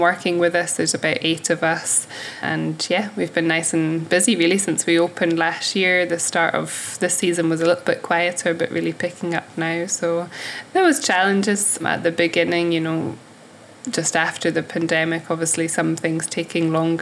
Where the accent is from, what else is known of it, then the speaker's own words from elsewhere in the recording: Ness, Western Isles, Scotland, United Kingdom; moved away as an adult; also born or lived in Australia / New Zealand / Fort William; I'm from Newest in the Western Isles, and when I left school, I worked at Langus Lodge